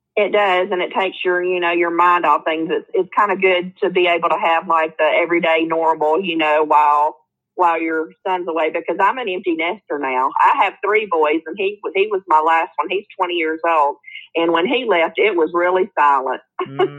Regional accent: Hueytown, Alabama, United States; It is right off of Birmingham, Alabama. So that's where I usually say that I'm from because when I say Hueytown

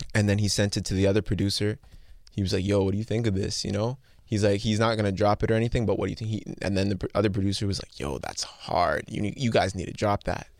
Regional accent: Mississauga, Ontario, Canada; Born and raised. I was born in, uh, Trillium Hospital in Mississauga

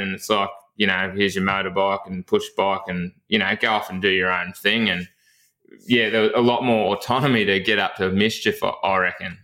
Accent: Chewton, Victoria, Australia; I actually grew up in a, a, town called Chewton, which is about eight kilometres from Castlemaine

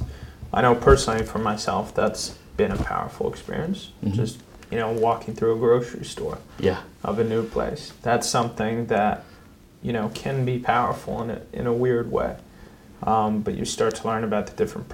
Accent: Western Canada, Canada; moved away as an adult; also born or lived in United States; I grew up in Western Canada

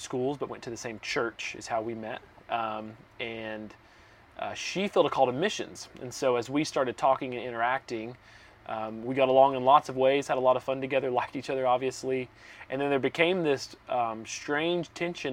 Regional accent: Southeast Tennessee, United States; moved away as an adult; I grew up in Southeast Tennessee, and I lived there most of my life until just a few months ago

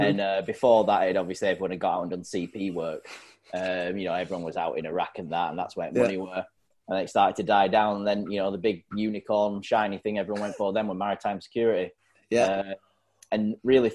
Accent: Burnley, North West England, United Kingdom; also born or lived in Plymouth; now in between Sheffield and Leeds, United Kingdom; I'm from up north. I float around currently just north of Sheffield, in between Sheffield and Leeds, but Burnley in Lancashire

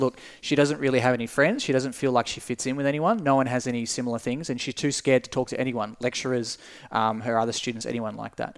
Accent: Tasmania, Australia; as a kid growing up in Tasmania

